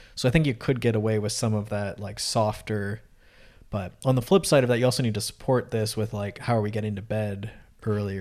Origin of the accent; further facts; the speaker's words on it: Canada; I'm from Canada